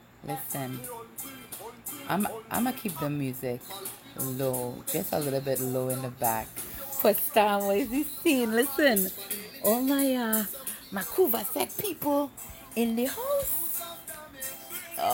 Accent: Trinidad & Tobago; moved away; also born or lived in United States / Chicago; I grew up in Trinidad. But I's a Yankee girl born

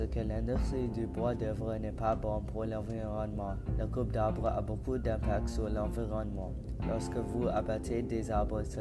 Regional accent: Quebec, Canada; Je suis né et j'ai grandi au Québec. Toute ma vie, j'habitais dans une espèce avec beaucoup d'arbres.

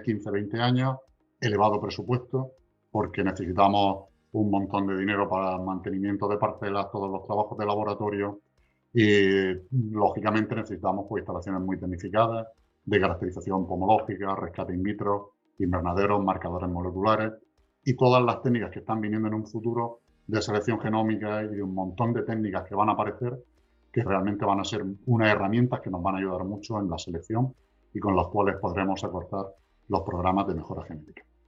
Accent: Region of Murcia, Spain; somos la región de Murcia

